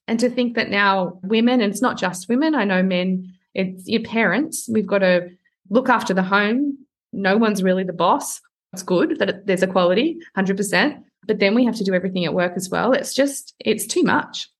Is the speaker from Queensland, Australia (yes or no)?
no; outside of Sydney, New South Wales, Australia; moved away as an adult; also born or lived in Toronto, Canada; I'm not from Sydney. So I'm from outside of Sydney. So from this small town